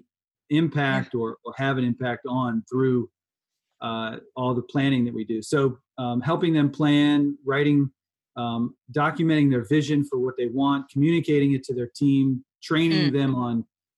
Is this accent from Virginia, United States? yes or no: yes; Richmond, Virginia, United States; I'm from Richmond